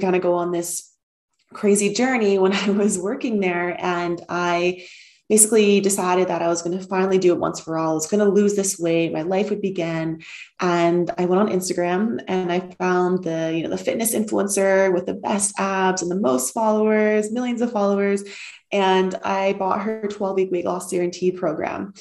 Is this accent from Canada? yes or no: yes; outside of Toronto, Ontario, Canada; moved away as an adult; also born or lived in Pennsylvania, United States / Bali, Indonesia; now in Lisbon, Portugal; I am Canadian. I grew up outside of Toronto in a very small town.